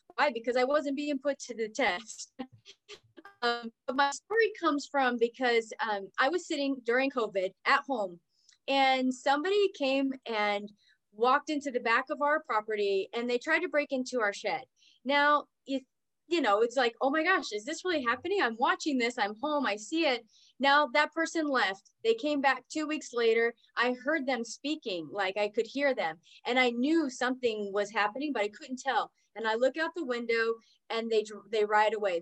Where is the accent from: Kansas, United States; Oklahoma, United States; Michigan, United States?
Oklahoma, United States; also born or lived in California / Texas; now in North Dallas, United States; I'm originally from Oklahoma